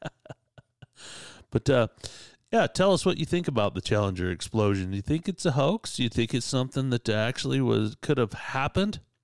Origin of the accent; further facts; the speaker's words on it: Utah, United States; I'm from Utah